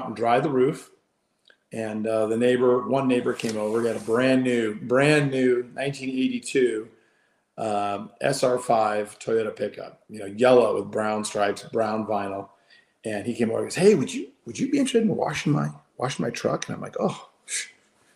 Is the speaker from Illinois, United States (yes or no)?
no; Dana Point, California, United States; moved away as an adult; also born or lived in Australia; where I grew up in Dana Point